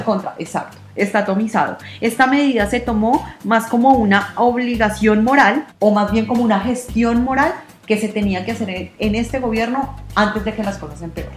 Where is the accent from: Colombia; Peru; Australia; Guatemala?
Colombia; now in Argentina; nosotros los colombianos